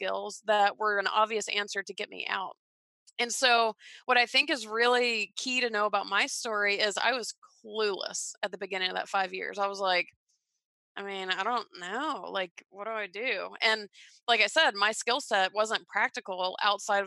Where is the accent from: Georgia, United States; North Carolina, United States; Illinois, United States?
Georgia, United States; Atlanta; I grew up in Georgia